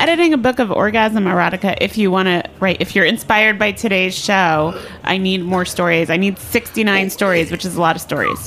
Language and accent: English; New Jersey, United States; where I grew up in New Jersey